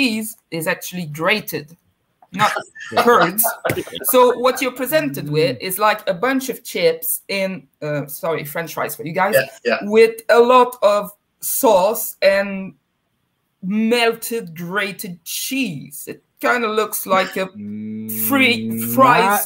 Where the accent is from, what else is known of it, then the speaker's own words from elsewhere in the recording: United Kingdom; As a British person